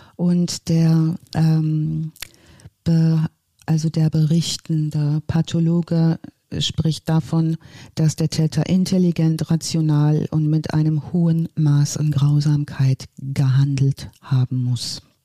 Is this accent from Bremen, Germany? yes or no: no; North Rhine-Westphalia, Germany; moved away; ich komme ursprünglich aus dem Ostwestfälischen